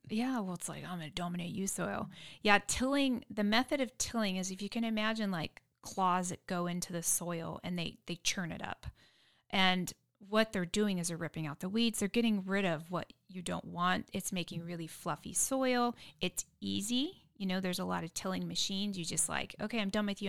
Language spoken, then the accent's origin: English; San Diego, California, United States; now in Dripping Springs, United States; I grew up in San Diego, concrete jungle